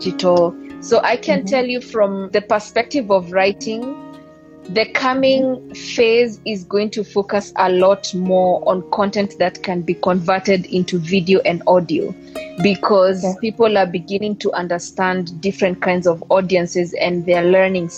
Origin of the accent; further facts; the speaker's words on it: Kenya; now in Ethiopia; I'm Kenyan, but I stay in Ethiopia